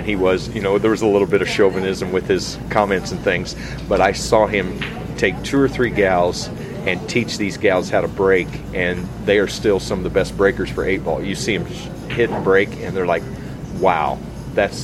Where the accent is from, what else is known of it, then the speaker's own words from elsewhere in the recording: St. Joseph, Missouri, United States; I grew up in St. Joseph